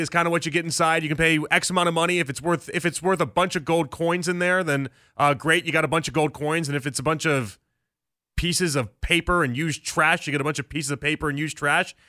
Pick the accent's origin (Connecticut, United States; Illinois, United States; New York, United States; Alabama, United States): Illinois, United States; Chicago; I grew up in Chicago in the nineties